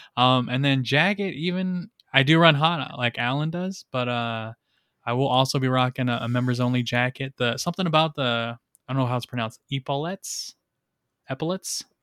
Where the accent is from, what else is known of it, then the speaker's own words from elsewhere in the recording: Rialto, California, United States; I'm from Rialto